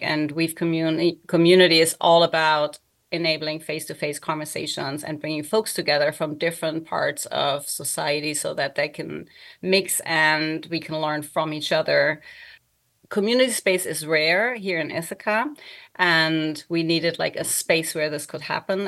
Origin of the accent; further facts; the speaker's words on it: Germany; English is a second language; moved away; I also don't live in Germany where I was born and grew up